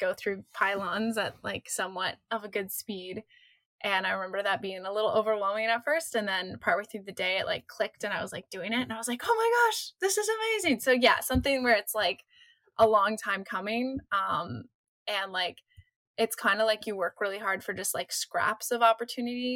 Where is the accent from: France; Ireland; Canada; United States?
Canada; I grew up in Canada